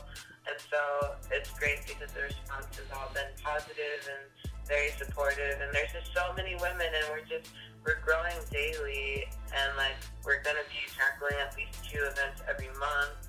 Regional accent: Trinidad & Tobago; I'm Trinidadian

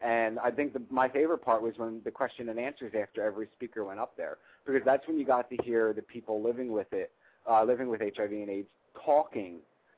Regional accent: Mississippi, United States; We're here, and I'm from Mississippi, and we're dealing with this.

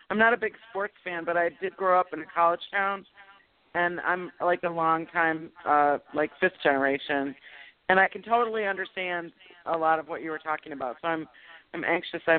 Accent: Michigan, United States; moved away; I'm originally from Michigan

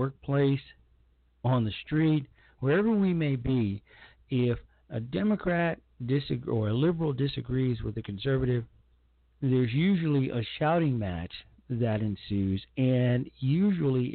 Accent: Chicago, Illinois, United States; I'm a native of Chicago, Illinois, and I'm a native of the south side of Chicago

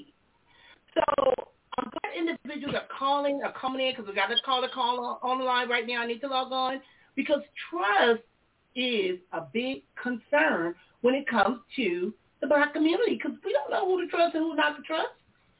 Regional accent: Compton, California, United States; moved away as an adult; while I was growing up in Compton

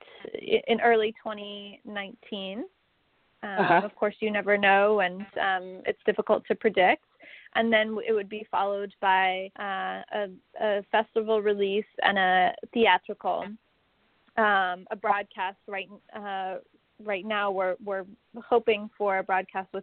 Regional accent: Salt Lake City, Utah, United States; I grew up in Salt Lake City, Utah

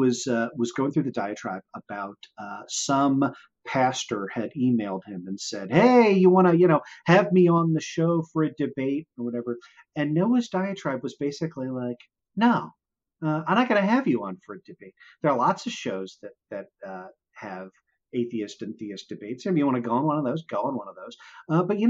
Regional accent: Baltimore, Maryland, United States; also born or lived in Washington, D.C.; I grew up in Baltimore and I knew I wanted to like relocate back to Baltimore

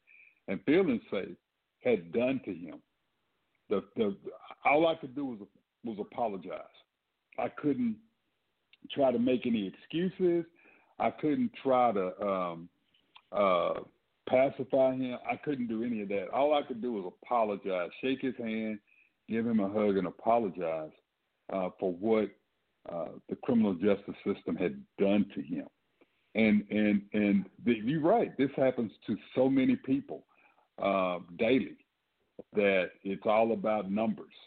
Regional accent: Dallas, Texas, United States; I'm from Dallas

